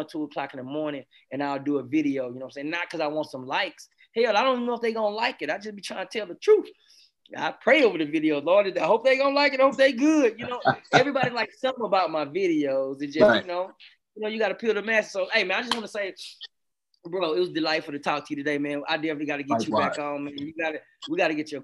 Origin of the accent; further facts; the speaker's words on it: the South, United States; I'm from the South